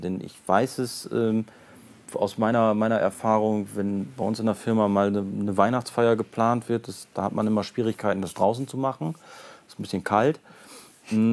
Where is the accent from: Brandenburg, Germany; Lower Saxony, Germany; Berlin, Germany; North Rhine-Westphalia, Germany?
Lower Saxony, Germany; Brake; ich komme aus Brake